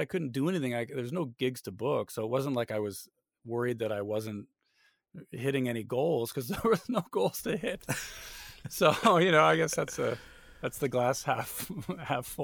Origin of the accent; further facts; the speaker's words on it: Canada; moved away as an adult; now in Austin, United States; in my hometown